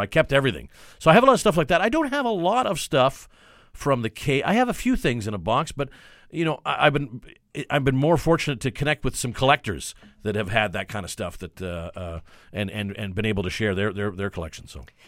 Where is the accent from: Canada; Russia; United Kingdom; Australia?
Canada; Vancouver, British Columbia; I'm born and raised in Vancouver